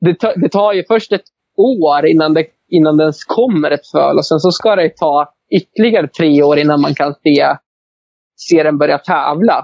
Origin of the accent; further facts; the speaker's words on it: Arbrå, Gävleborg County, Sweden; jag växte upp i Arbro